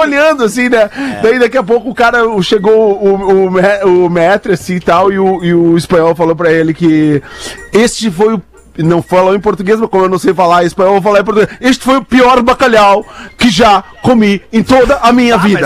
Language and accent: Portuguese; Brazil; nós somos do Brasil